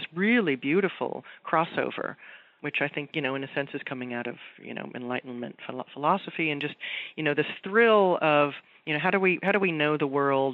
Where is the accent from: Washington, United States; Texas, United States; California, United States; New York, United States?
California, United States; Los Angeles; I'm from Southern California